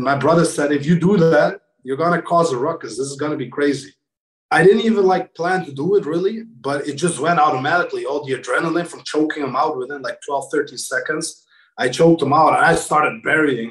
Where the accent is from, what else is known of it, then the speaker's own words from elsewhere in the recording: Kosovo; moved away; I'm from Kosovo, and we were in a war, like in 1994 to 1998